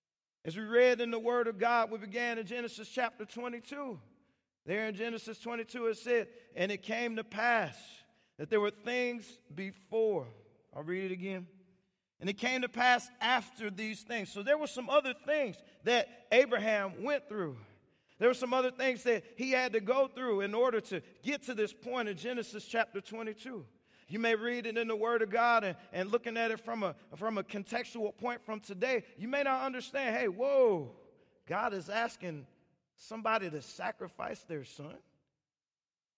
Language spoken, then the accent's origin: English; Washington, United States; And so I went, I come from Washington State, and my driver's license expired on my birthday.